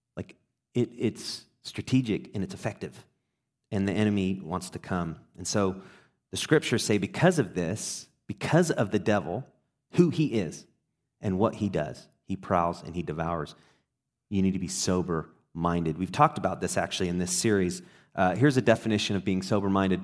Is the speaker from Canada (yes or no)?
no; England, United Kingdom; moved away; also born or lived in Texas; I was in Texas and I grew up in England